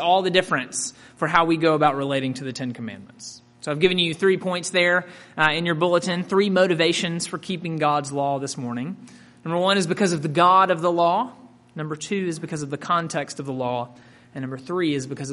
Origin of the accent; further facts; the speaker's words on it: Mississippi, United States; I grew up in Mississippi and attended Ole Miss